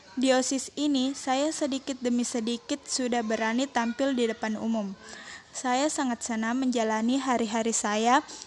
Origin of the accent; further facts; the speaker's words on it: Wajo Regency, South Sulawesi, Indonesia; berasal dari Kabupaten Wajo